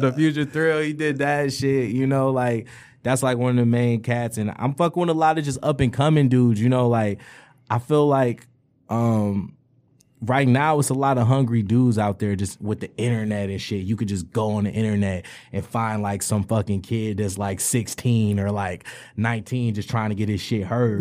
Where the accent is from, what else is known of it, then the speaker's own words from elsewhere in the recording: Detroit, Michigan, United States; I grew up on the East Side and shit, like, Eight Mile and Grad shit, Seven Mile and Grad shit, that whole section over there